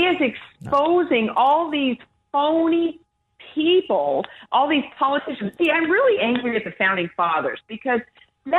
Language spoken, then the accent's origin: English; Albuquerque, New Mexico, United States; I grew up, my dad was a mechanic. I grew up in Albuquerque